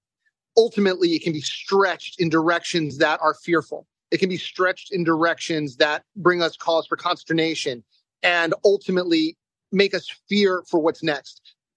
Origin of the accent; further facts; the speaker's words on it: United States; moved away as an adult; also born or lived in Nevada; now in Ukraine; As an American, as a believer in the American ideas and ideals